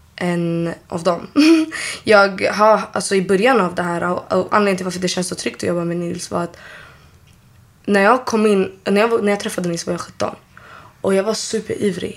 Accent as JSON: {"language": "Swedish", "town": "Solna", "region": "Stockholm County", "country": "Sweden", "tie": "born or raised there", "said": "uppväxt i Solna. Jag har växt upp där."}